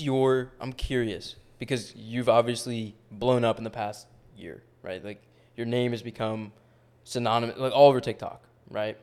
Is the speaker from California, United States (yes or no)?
no; New York, United States; I grew up in New York